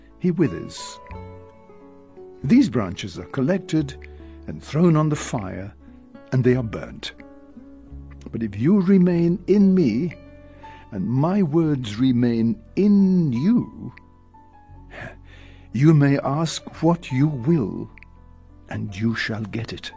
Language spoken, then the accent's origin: English; Cape Town, Western Cape, South Africa; also born or lived in Stellenbosch; I come from the Western Cape, down in Cape Town